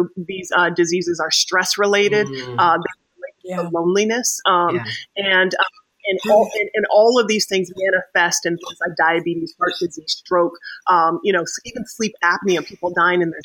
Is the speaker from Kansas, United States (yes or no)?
yes; Wichita, Kansas, United States; also born or lived in Oklahoma; So I grew up in Wichita, Kansas, and I grew up with really modest kind of means with our family